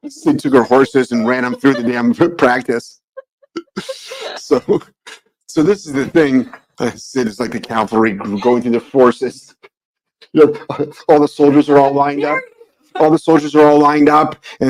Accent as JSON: {"language": "English", "country": "United States", "said": "being an American"}